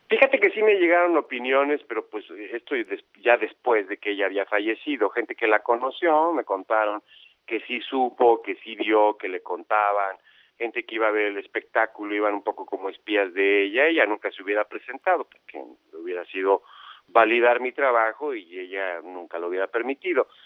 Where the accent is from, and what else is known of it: Mexico